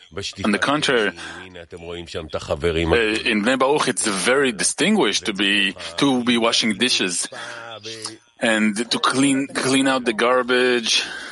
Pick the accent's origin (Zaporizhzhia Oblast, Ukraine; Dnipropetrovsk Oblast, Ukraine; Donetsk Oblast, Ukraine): Donetsk Oblast, Ukraine; Donetsk; now in Odesa, Ukraine; Hello from Odessa. Truly … I'm from Donetsk. But now I'm in Odessa